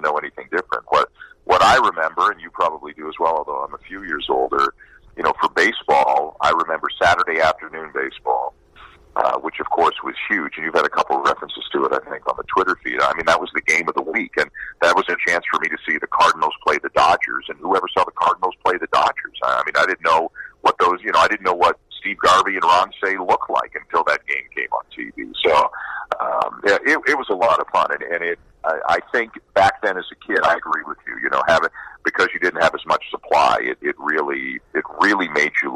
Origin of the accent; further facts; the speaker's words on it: Toronto, Ontario, Canada; moved away; I'm Canadian. I'm from Toronto